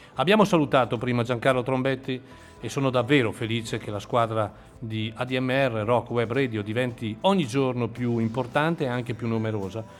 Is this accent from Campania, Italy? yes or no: no; Chiari, Lombardy, Italy; sono un Clarence, si dice così. Quelli che nascono a Chiari in questa cittadina